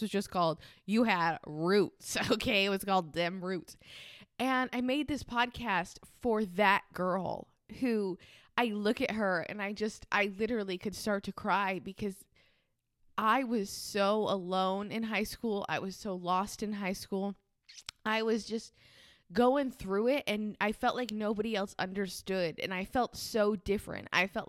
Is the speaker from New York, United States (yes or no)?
no; Rhode Island, United States; but I'm from Rhode Island, which is the smallest state in the United States. And I don't sound like I'm from Rhode Island.